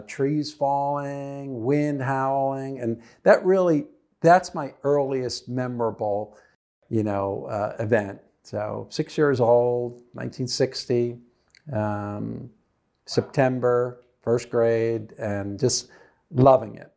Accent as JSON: {"language": "English", "region": "New Jersey", "country": "United States", "tie": "born or raised there", "also_born_or_lived": "Texas", "said": "I grew up in New Jersey."}